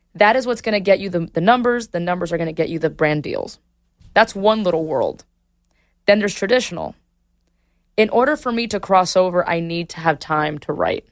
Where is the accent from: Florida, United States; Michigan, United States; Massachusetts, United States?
Florida, United States; Miami; moved away as an adult; I moved from Miami to the West Coast